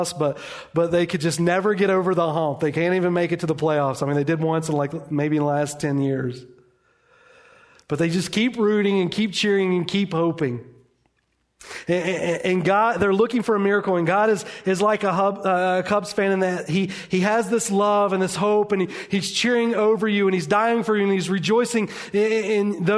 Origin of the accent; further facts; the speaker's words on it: United States; We are American. We like our comfort and luxury.